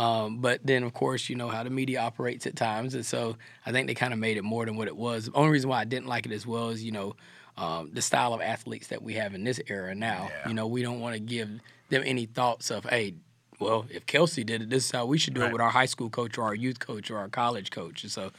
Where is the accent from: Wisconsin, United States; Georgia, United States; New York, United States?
Georgia, United States; South; I'm a country boy. I'm from South Georgia.